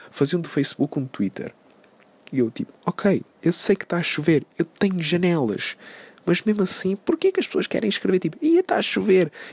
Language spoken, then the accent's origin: Portuguese; Porto, Porto District, Portugal; tenho 22 anos, vim do Porto